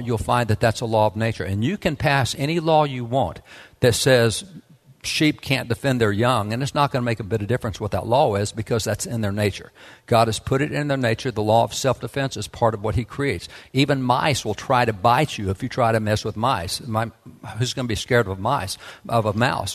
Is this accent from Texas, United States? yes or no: yes; Texas, United States; I am a cowboy from Texas